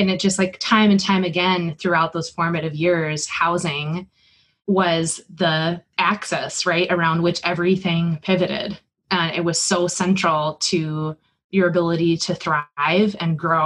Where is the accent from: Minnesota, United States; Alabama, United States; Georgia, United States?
Minnesota, United States; St. James; I grew up in a little town called St. James, Minnesota, in Wattenwang County in southwest Minnesota